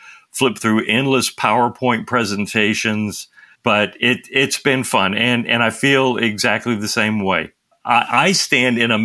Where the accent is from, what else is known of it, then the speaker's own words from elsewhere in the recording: Nashville, Tennessee, United States; accent: Southern drawl; moved away as an adult; I grew up in Nashville, Tennessee. So you can hear the Southern drawl inside my voice, even though I moved away from home when I was 18